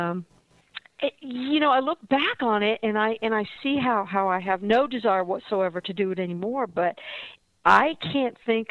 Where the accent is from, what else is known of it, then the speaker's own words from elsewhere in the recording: Dallas, Texas, United States; also born or lived in Fort Worth, Texas; now in San Francisco, United States; I grew up in Dallas